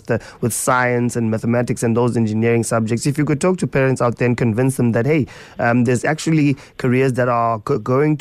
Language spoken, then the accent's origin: English; Eastern Cape, South Africa; I'm also from the Eastern Cape